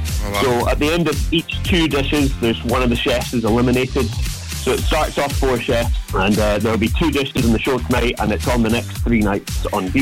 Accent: Isle of Skye, Scotland, United Kingdom; also born or lived in Glasgow; I started cooking when I was out in Skye. I'm from Skye originally. Started cooking when I was 14.

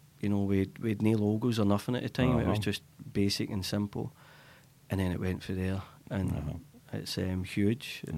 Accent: Glasgow, Scotland, United Kingdom; Born and bred in Castlemilk and Castlemilk people

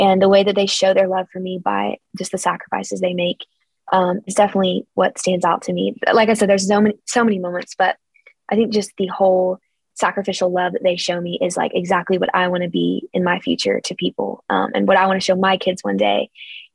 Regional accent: Kentucky, United States; growing up in Kentucky

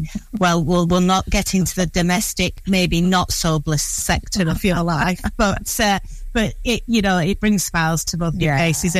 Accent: Lancashire, North West England, United Kingdom; In Lancashire, we have some lovely colloquial ways of saying certain sort of words, sentences, etc. And I'm married to a southerner.

